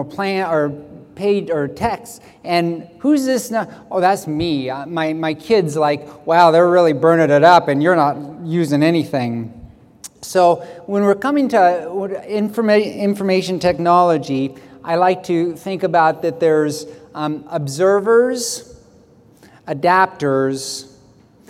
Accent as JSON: {"language": "English", "town": "Silverdale", "region": "Washington", "country": "United States", "said": "I'm from Silverdale, Washington"}